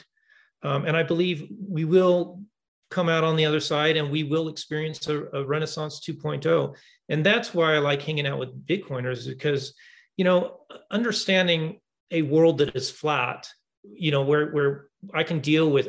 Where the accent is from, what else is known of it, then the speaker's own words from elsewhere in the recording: Seattle area, Washington, United States; I'm from the Southwest, the Northwest. In the Seattle area and state of Washington